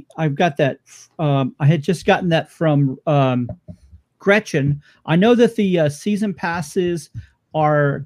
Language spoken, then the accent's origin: English; Phoenix, Arizona, United States; my hometown team, which is Phoenix Rising